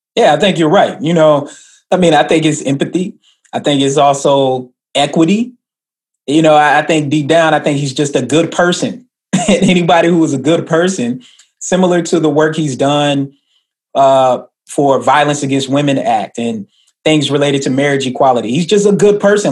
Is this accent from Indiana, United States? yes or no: no; Atlanta, Georgia, United States; moved away; also born or lived in Stone Mountain, Georgia / Tennessee; I grew up in Atlanta. I grew up in Stone Mountain